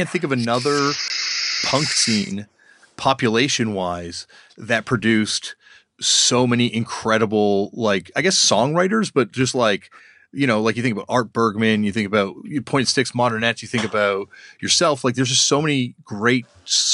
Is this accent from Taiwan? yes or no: no; Toronto, Ontario, Canada; now in Vancouver, Canada; I'm from Toronto